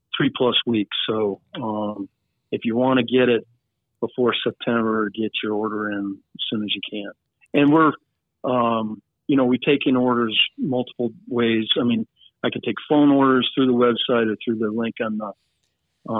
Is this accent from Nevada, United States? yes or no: yes; Nevada, United States; now in Montana, United States; We're from Nevada